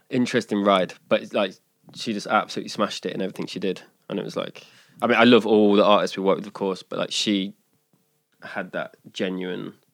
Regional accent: England, United Kingdom; Like coming from my background being English, and I was in bands my whole life.

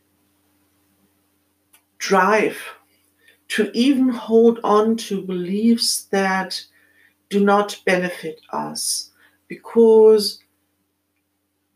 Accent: Germany; accent: German; English is a second language; as you might have heard from my accent, I'm born in Germany in this lifetime.

